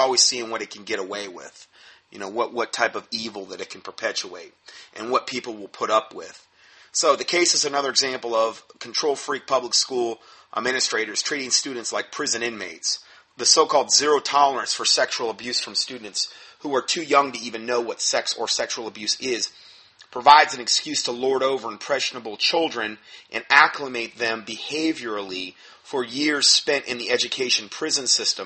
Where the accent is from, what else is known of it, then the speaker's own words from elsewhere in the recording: Florida, United States; where I grew up in Florida